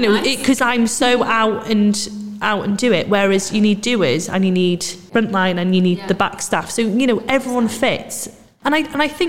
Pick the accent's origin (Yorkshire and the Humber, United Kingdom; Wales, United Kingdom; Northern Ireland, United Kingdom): Wales, United Kingdom; Anglesey; moved away as an adult; also born or lived in Manchester; I moved back to Anglesey to home